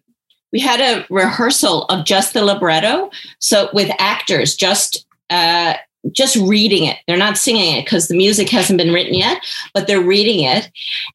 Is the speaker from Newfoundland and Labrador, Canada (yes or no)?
yes; Portugal Cove, Newfoundland and Labrador, Canada; I grew up in Portugal Cove